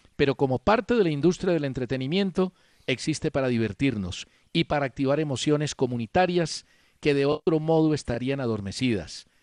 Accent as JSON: {"language": "Spanish", "country": "Colombia", "said": "mi deseo como colombiano"}